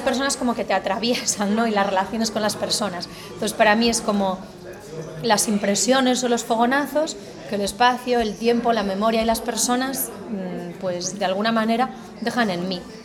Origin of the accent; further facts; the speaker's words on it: Galicia, Spain; accent: gallego; moved away as an adult; Yo nací, e crecí en Galicia hasta los 18 años